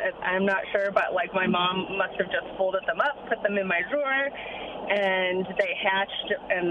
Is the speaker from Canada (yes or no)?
yes; Newfoundland and Labrador, Canada; I grew up in Newfoundland.